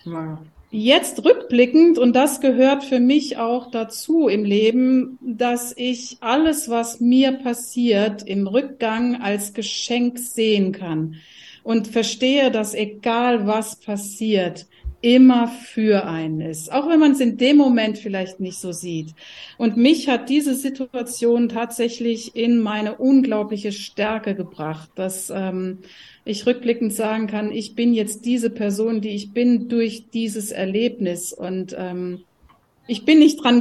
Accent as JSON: {"language": "German", "region": "Rhineland-Palatinate", "country": "Germany", "tie": "born or raised there", "lives_now": "Halle an der Saale, Germany", "said": "Ich bin ursprünglich aufgewachsen in der Pfalz, habe auch in Mainz damals studiert."}